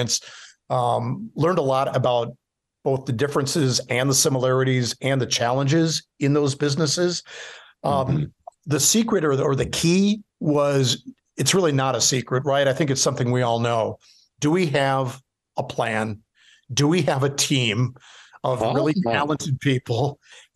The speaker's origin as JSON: {"language": "English", "town": "Milwaukee", "region": "Wisconsin", "country": "United States", "tie": "born or raised there", "moved": "as an adult", "said": "when I got back to Milwaukee, so I'd been at King Broadcasting, and then I get recruited to come back to my hometown."}